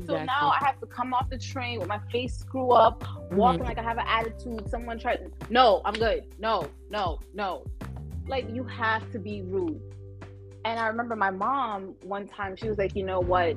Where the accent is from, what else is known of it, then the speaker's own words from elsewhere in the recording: New York City, New York, United States; moved away as an adult; also born or lived in Mount Vernon, New York; now in Georgia, United States; specifically, I am from the Bronx, South Bronx, and I moved to Mount Vernon when I was a teenager, and I live in Georgia now